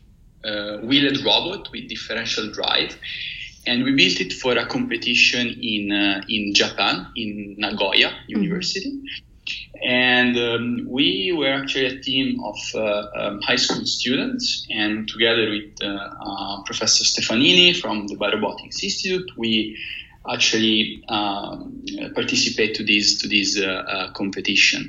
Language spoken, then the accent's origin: English; Pisa, Tuscany, Italy; moved away as an adult; now in Switzerland; I come from Pisa, mm-hmm. In Italy, mm-hmm. where I did most of my studies.